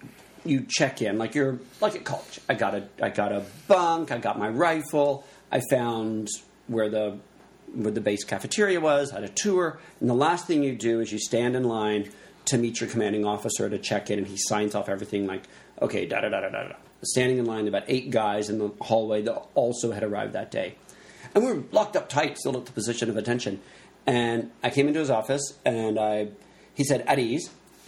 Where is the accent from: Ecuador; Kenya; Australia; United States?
United States; the South; I'm from the South.